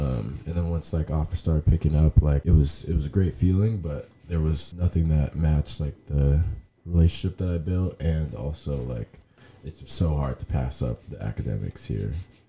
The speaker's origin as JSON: {"language": "English", "town": "Toronto", "region": "Ontario", "country": "Canada", "also_born_or_lived": "Lynchburg, Virginia", "moved": "yes", "said": "Originally from Toronto, Canada. Second home is Lynchburg, Virginia as well."}